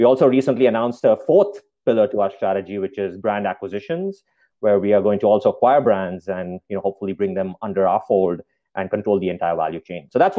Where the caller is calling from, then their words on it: Spokane, Washington, United States; We are in Spokane, Washington.